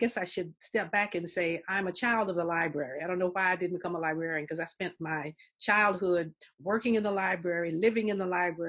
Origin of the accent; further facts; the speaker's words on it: Augusta, Georgia, United States; I grew up in the South. We did have more books in our libraries, for instance, than existed in, say, the main library downtown. So I would know about books written by people in my community. I'm from Augusta, Georgia, Frank Yerby's hometown, James Brown's hometown